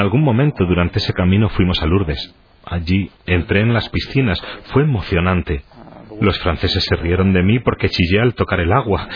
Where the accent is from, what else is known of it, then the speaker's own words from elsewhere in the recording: Cincinnati, Ohio, United States; also born or lived in Indiana / Cleveland, Ohio; Nací en Indiana, viví por un tiempo en Cleveland, pero sobre todo en Cincinnati, Ohio.